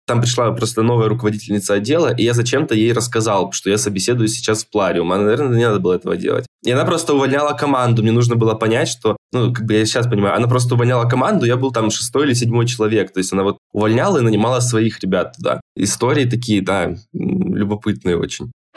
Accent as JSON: {"language": "Russian", "town": "Krasnodar", "region": "Krasnodar Krai", "country": "Russia", "said": "я из Краснодара, там работал в Краснодаре"}